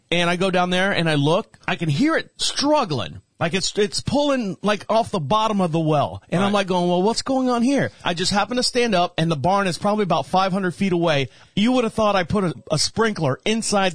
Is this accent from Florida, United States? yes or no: yes; Florida, United States; now in North Carolina, United States; I'm from Florida